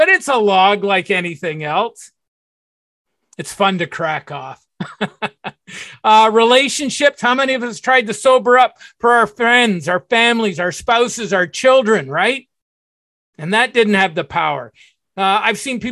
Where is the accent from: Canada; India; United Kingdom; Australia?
Canada; Burlington, Ontario; also born or lived in Toronto; I moved from Toronto back to my old hometown, Burlington